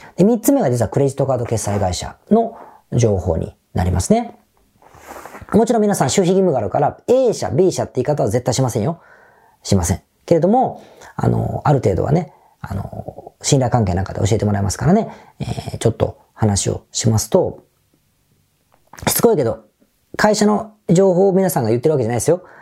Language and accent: Japanese; Osaka, Japan; accent: Osaka dialect; 仕事の時ってあんまり大阪弁が出ない